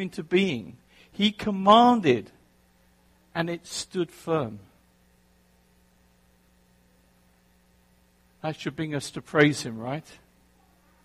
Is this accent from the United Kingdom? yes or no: yes; England, United Kingdom; now in New Jersey, United States; I grew up in England